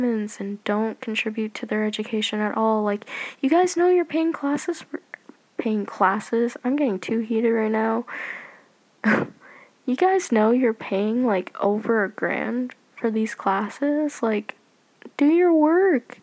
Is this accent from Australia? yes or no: no; Canada; I'm Canadian